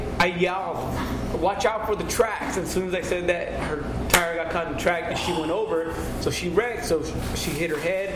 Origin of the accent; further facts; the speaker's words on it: Fresno, California, United States; I'm from Fresno